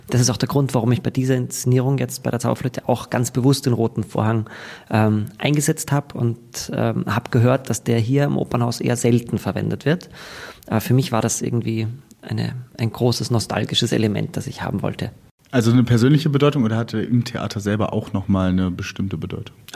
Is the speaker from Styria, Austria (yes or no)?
yes; Graz, Styria, Austria; moved away as an adult; Und ich komme aus Graz. Ähm, dort ging das nicht. Ich musste dann äh, schauen, ob ich Berlin oder Wien, da kann man das studieren. Und ich bin dann nach Wien gegangen